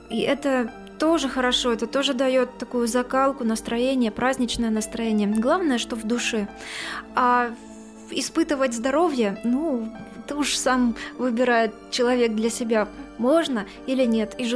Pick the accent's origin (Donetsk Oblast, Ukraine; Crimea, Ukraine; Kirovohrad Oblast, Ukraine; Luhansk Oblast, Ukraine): Crimea, Ukraine; Вот крымчане, я крымчанка, с симферопольской пропиской я пройти бесплатно на территорию Херсонеса уже не могу.